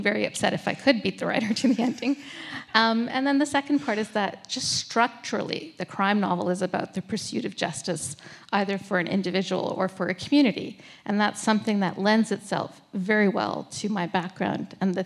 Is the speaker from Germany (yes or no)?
no; Toronto, Ontario, Canada; moved away; my hometown of Toronto